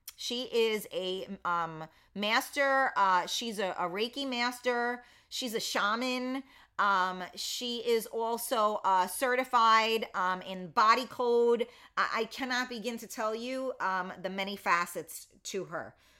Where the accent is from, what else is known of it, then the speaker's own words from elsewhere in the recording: New York City, New York, United States; I'm from the Bronx